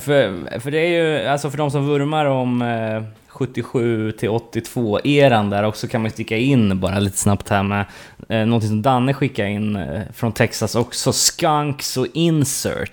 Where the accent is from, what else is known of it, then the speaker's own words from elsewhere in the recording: Sweden; som fördomsfull svensk